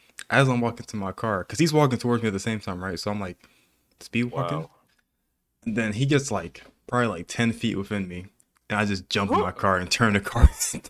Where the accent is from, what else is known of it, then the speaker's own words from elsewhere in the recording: Texas, United States; I'm from Texas, you know, and we just help each other.